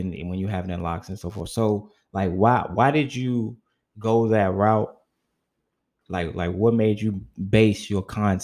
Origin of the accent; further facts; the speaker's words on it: Chicago, Illinois, United States; I'm actually from Chicago. Yeah, I'm considered a northern southern city boy